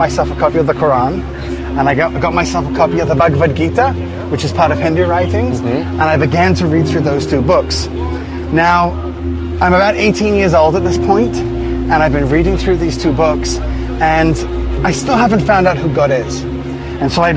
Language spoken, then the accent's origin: English; England, United Kingdom; now in Israel; I was born here in Israel, but then because my mother was Moroccan and my dad was Scottish, we ended up moving to England